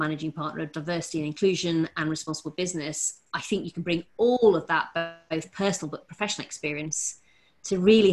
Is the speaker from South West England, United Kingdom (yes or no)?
no; Rotherham, Yorkshire and the Humber, United Kingdom; Growing up in Rotherham